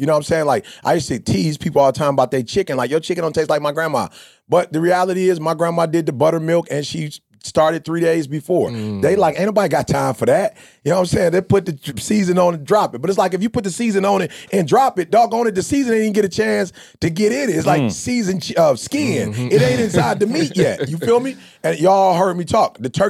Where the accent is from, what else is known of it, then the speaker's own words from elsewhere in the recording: Chicago, Illinois, United States; I'm from the D, bro. I'm from Chicago. I seen the dope dealers.